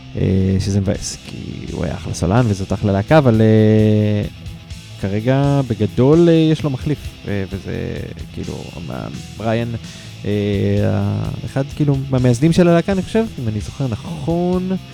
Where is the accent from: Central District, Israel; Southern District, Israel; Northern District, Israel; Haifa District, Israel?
Haifa District, Israel; Haifa; אני מחיפה